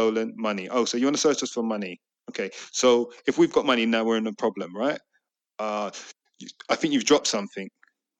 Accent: London, United Kingdom; we grew up in Hackney

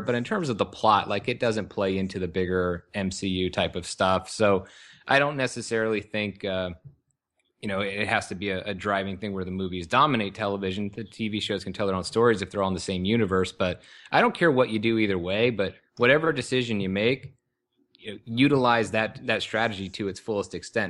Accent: Lakewood, California, United States; also born or lived in Long Beach, California; I was born in Long Beach, California, and then grew up in the neighboring city of Lakewood, which is L A County, uh, in Ca, Southern California

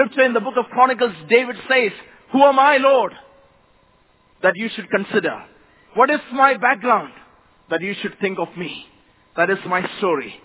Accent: Kerala, India; first language Malayalam; English is a second language; moved away as an adult; now in Mumbai, India; I come from a very small village down south state of Kerala in India.

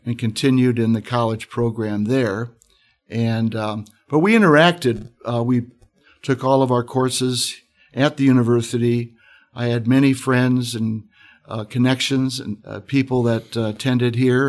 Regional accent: Moline, Illinois, United States; moved away as an adult; now in Notre Dame, United States; I grew up in an area called the Quad Cities of Illinois, Iowa. I grew up on the Illinois side, Born in Moline, Illinois

